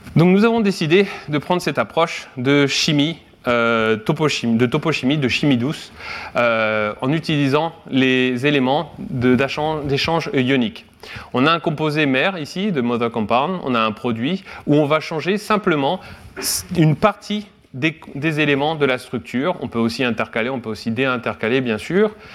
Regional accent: Guingamp, Brittany, France; moved away as an adult; also born or lived in Rennes; now in Kyoto, Japan; je viens de Guingamp, dans les Côtes d'Armor

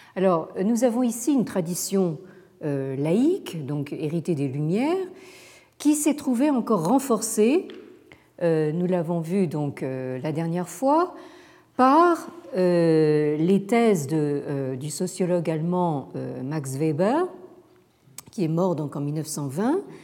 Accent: France; chez nous en France

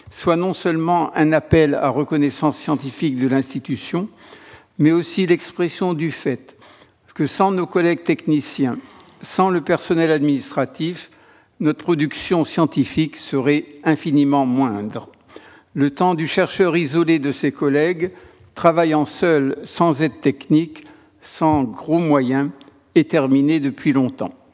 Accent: France; En tant que Français, outre frontière, J'apprécie tout autant que le travail d'un de mes collègues inconnus, mes français, soit soudain mis en lumière.

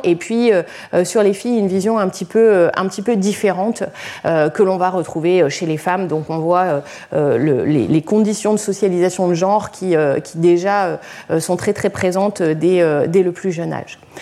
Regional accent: Lyon, Auvergne-Rhône-Alpes, France; je suis lyonnaise

